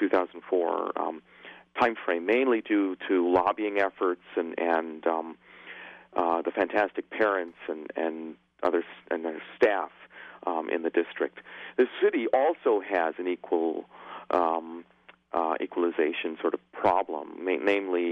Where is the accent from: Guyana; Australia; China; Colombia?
Guyana; also born or lived in England / United States; now in Irvine, United States; I was born in England, but then moved to Guyana when I was very young, and then emigrated to the United States in the 70s